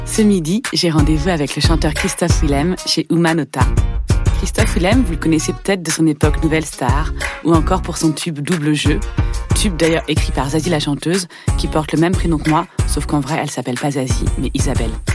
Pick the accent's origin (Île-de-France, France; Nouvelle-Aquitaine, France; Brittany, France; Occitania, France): Île-de-France, France; Val-d'Oise; Dans le Val d'Oise.